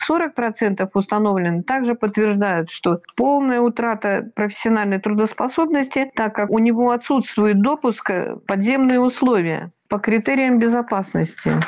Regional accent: Russia; Я россиянка

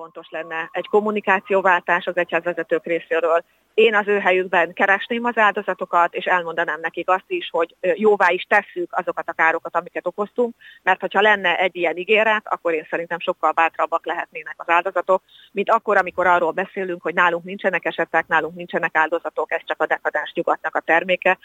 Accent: Szombathely, Vas, Hungary; én szombathelyi születésű vagyok.

